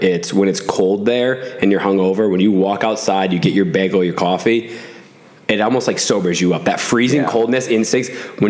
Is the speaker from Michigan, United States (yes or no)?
no; Massachusetts, United States; moved away; I'm from Massachusetts, and I went to college right on the border of Connecticut in Mass.